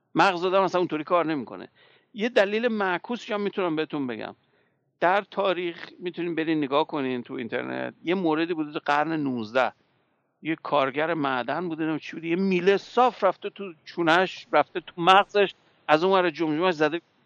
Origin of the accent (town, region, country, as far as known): Iran; moved away